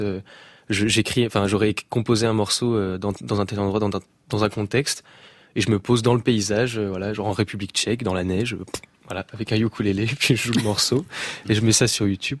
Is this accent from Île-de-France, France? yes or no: no; Saint-Malo, Brittany, France; je suis de Saint-Malo, du coup. J'habite à côté de Saint-Malo, sur les bords de Rance.